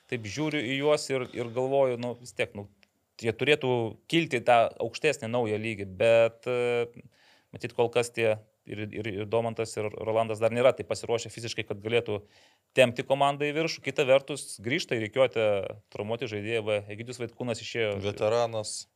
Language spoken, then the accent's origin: Lithuanian; Lithuania; kaip mes lietuviai nemėgstame susispaudę sėdėti